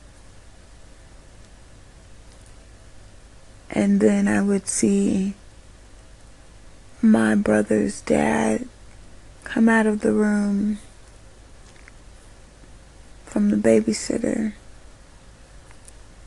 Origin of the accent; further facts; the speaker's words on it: United States; I was so lucky to be an American.